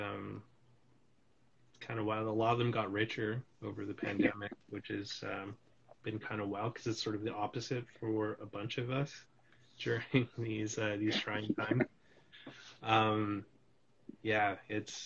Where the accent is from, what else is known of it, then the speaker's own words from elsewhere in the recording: British Columbia, Canada; also born or lived in Calgary, Alberta; I grew up in British Columbia